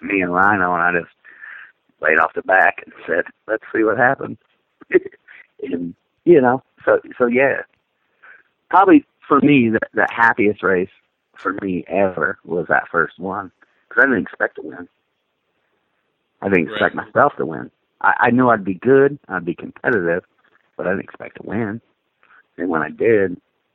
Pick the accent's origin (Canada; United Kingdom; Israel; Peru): Canada; being a Canadian